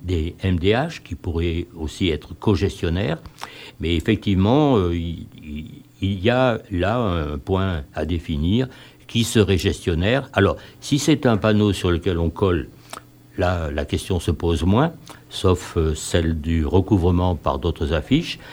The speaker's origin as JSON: {"language": "French", "town": "Grenoble", "region": "Auvergne-Rhône-Alpes", "country": "France", "said": "habitant de Grenoble et militant associatif depuis pas mal de temps"}